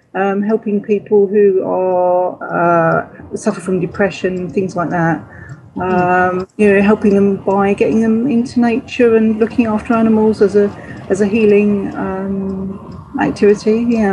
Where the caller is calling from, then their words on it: Suffolk, East of England, United Kingdom; I'm calling from Suffolk, UK.